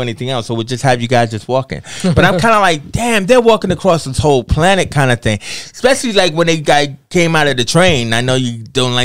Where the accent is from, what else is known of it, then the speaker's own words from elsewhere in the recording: United States; I'm an American